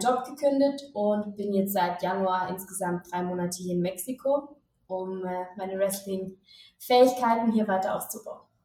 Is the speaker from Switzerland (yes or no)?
yes; Switzerland; moved away as an adult; now in Mexico City, Mexico; ich bin Schweizerin ähm, und ich habe vorher im Marketing in der Schweiz gearbeitet.